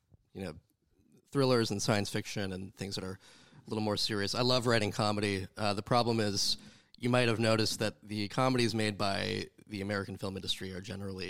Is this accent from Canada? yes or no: yes; Canada; I am Canadian